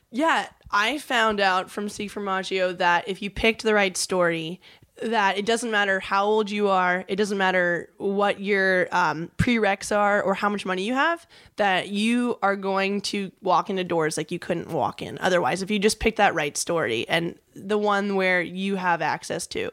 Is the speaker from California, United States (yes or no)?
yes; Huntington Beach, California, United States; when I was just a little kid growing up in Huntington